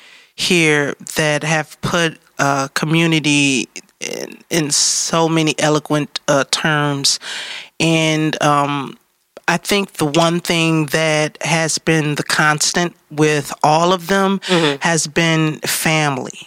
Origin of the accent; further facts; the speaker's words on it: Detroit, Michigan, United States; I am from Detroit